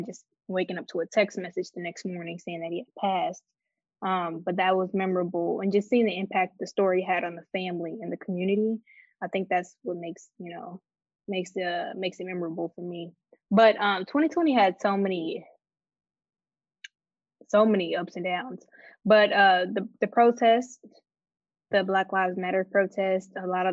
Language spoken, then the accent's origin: English; Chicago, Illinois, United States; moved away; also born or lived in Detroit, Michigan / Atlanta, Georgia; I'm from Detroit, but I grew up outside of Chicago in the suburbs